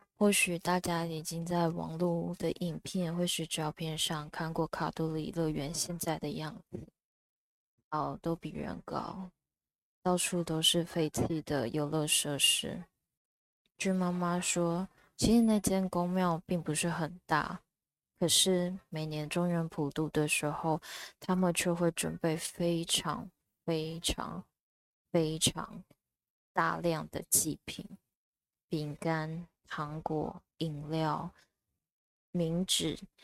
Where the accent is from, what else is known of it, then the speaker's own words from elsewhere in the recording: Taichung, Taiwan; 我的故乡台中